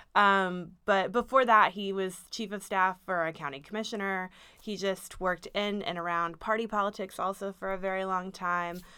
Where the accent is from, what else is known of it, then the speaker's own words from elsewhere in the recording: Dallas, Texas, United States; moved away as an adult; now in Austin, United States; I'm from Dallas originally